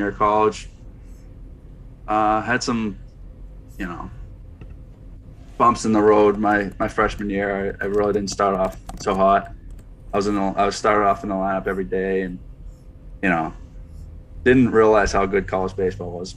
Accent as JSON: {"language": "English", "region": "Northeast", "country": "United States", "said": "We're from the Northeast"}